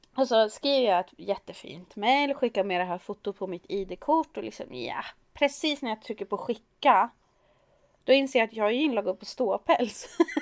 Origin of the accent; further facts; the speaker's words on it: Sweden; Vi är svenskar